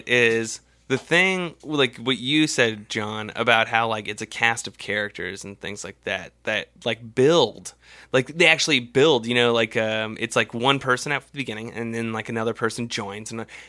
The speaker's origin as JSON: {"language": "English", "country": "United States", "said": "I'm from America."}